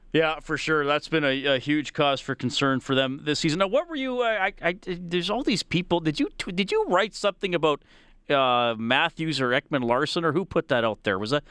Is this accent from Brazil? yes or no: no; Evansburg, Alberta, Canada; growing up in Evansburg, I mean, you you you would understand my rural Alberta experience.